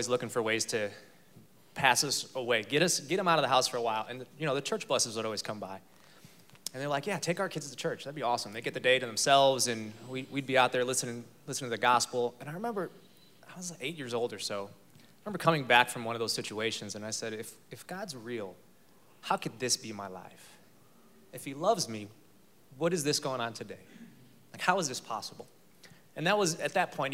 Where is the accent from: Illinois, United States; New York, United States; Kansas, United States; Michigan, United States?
Illinois, United States; Chicago; moved away as an adult; also born or lived in Texas; now in Fort Worth, United States; I'm from Chicago